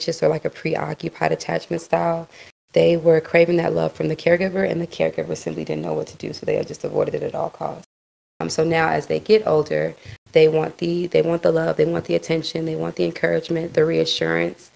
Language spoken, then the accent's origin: English; Virginia, United States; also born or lived in Houston, Texas; I'm originally from Houston, Texas, but I was raised in Virginia